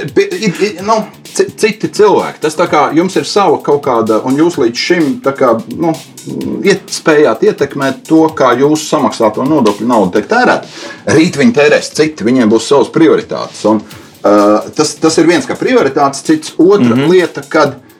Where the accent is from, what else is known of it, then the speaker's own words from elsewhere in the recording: Suiti, Kurzeme, Latvia; mēs esam piedzimuši gan latvieši, jā, uh, kas mums ir svarīgi, un, un mēs esam piedzimuši arī suiti.